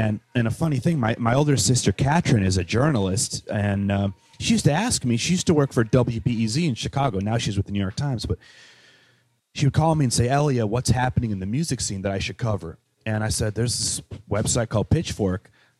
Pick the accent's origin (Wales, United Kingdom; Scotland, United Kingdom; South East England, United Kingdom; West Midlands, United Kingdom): Wales, United Kingdom; So like growing up in Wales, I had this friend, James Ranson, who lived in Manchester.